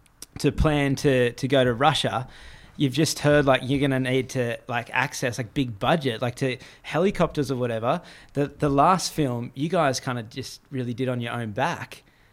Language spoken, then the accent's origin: English; Gold Coast, Queensland, Australia; I grew up on the Gold Coast.